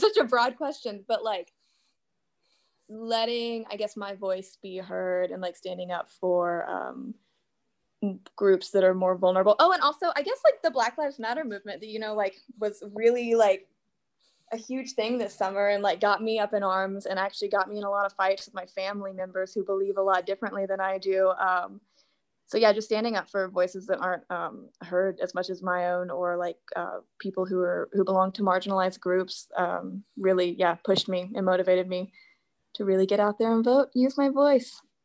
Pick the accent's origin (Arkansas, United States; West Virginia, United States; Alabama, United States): Arkansas, United States; Little Rock; I am from right outside of Little Rock, Arkansas